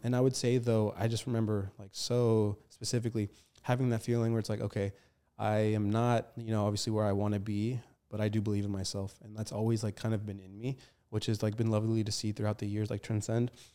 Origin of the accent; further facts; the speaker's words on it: Arlington, Virginia, United States; also born or lived in Falls Church, Virginia; grandma's house is located in Arlington, and that's where I grew up most of my, um, I guess, earlier years because I went to school in Arlington.